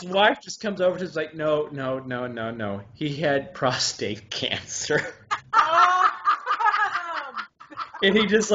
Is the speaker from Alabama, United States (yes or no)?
yes; Huntsville, Alabama, United States; I grew up in Huntsville and all these German scientists, and I was around them, so I just picked it up naturally.